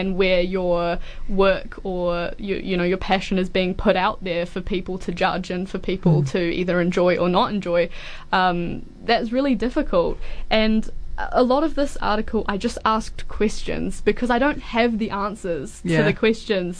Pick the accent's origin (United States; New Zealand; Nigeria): New Zealand; Auckland; moved away as an adult; now in Dunedin, New Zealand; I'm from Auckland originally, so I came from that down to here